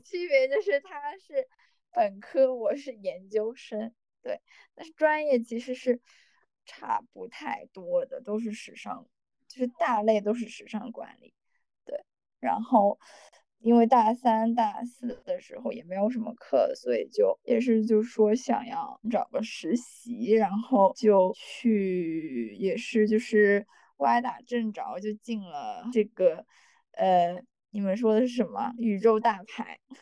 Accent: Shanghai, China; also born or lived in London; 我从小是在上海长大的

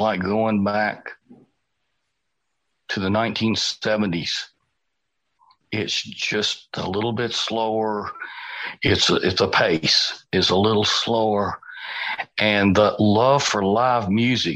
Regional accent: United States; I'm the only American on this show

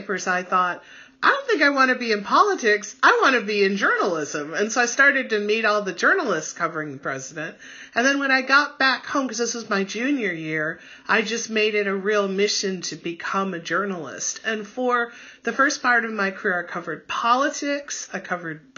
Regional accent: Michigan, United States; also born or lived in Ann Arbor; I grew up here in Michigan

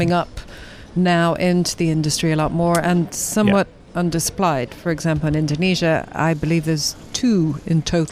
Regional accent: Ireland; moved away; also born or lived in Antibes, France; as a curious Irish person

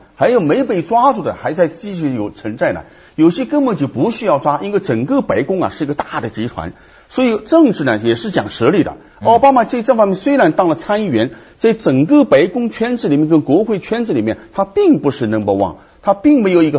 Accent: China; 从我们中国人看起来，你算不了什么英雄，是吧？

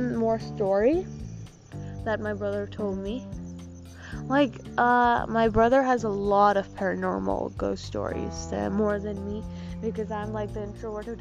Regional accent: Gujarat, India; accent: Gujarati; in my Gujarati accent

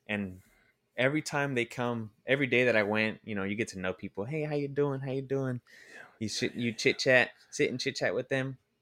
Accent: Oakland, California, United States; I'm originally from Oakland

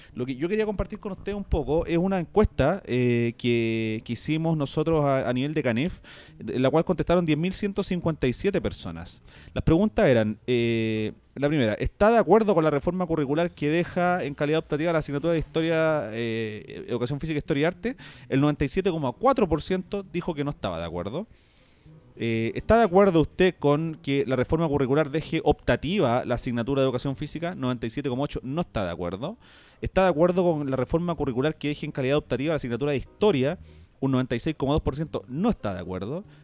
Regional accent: Chile; en mi país que tanto amo

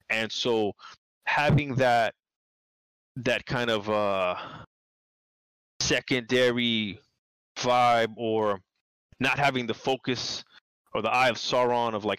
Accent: New York City, New York, United States; moved away as an adult; also born or lived in Long Island / Orlando; I'm from New York City

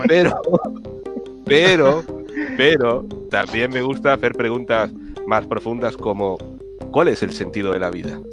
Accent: France; soy francés

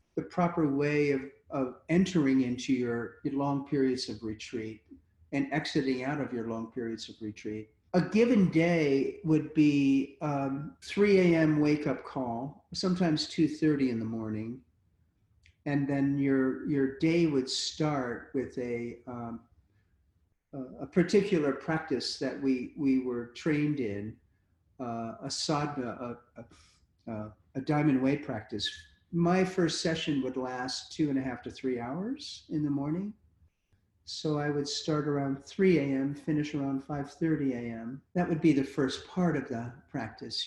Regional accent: United States; as an American

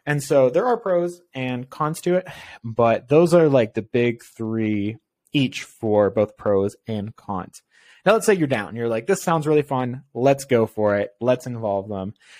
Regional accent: Canada; I'm Canadian and it gets cold here.

